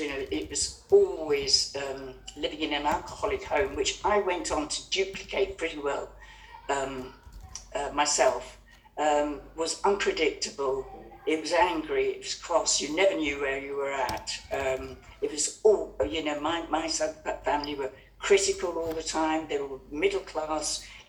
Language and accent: English; Kenya; I was brought up and born in Kenya, where my parents were the Happy Valley set.